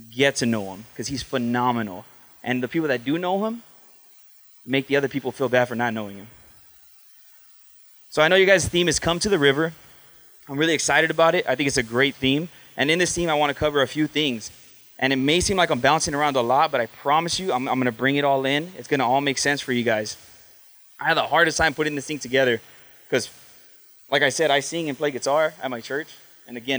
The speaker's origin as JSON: {"language": "English", "town": "Huntington Park", "region": "California", "country": "United States", "tie": "born or raised there", "said": "I grew up in Huntington Park, California. It's in Los Angeles"}